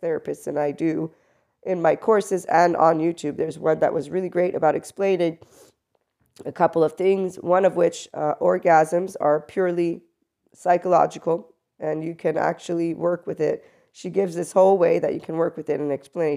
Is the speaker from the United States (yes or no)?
yes; United States; I am also an American